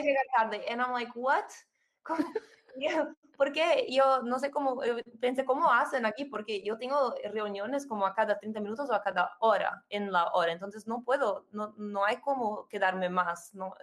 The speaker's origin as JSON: {"language": "Spanish", "country": "Brazil", "tie": "born or raised there", "also_born_or_lived": "United States", "second_language": "Spanish", "moved": "as an adult", "lives_now": "São Paulo, Brazil", "said": "nací y viví en Brasil hasta los 18 años y después me fui a estudiar en los Estados Unidos"}